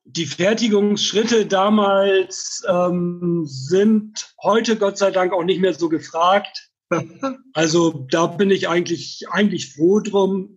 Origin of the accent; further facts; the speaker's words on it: Bremerhaven, Bremen, Germany; moved away as an adult; also born or lived in Freiburg; now in Heidelberg, Germany; Also ursprünglich ähm, komme ich dann tatsächlich aus Bremerhaven, bin dort geboren, habe ähm, dort 1983 mit der Ausbildung zum Orthopädietechniker angefangen